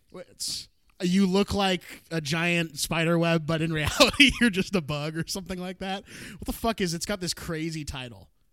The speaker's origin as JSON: {"language": "English", "town": "Portland", "region": "Oregon", "country": "United States", "tie": "born or raised there", "also_born_or_lived": "Cleveland, Ohio / Orange County, California", "moved": "yes", "said": "my my parents and I moved to the Portland suburbs"}